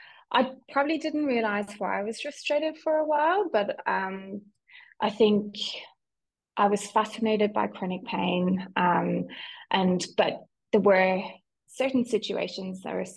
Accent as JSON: {"language": "English", "country": "Ireland", "tie": "born or raised there", "also_born_or_lived": "London", "accent": "Irish", "said": "So you might know from my accent, although my family would argue that I don't sound Irish anymore, but I'm Irish. So I grew up in Ireland"}